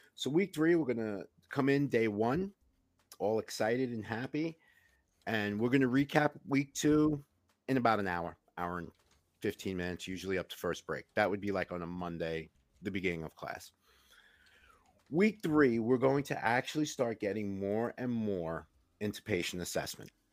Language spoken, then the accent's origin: English; New York, United States; I grew up in Queens